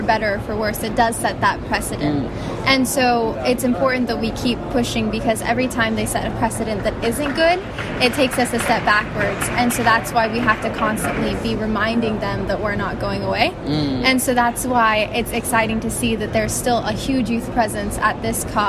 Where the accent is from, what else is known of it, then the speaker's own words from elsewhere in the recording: California, United States; moved away; also born or lived in New York City; my hometown in California